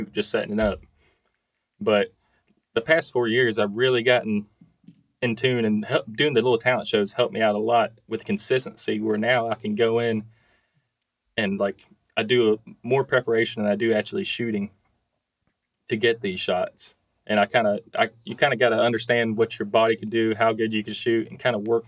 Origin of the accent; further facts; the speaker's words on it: Georgia, United States; also born or lived in Carrollton, Georgia; I'm just a Georgia fan. Hometown guy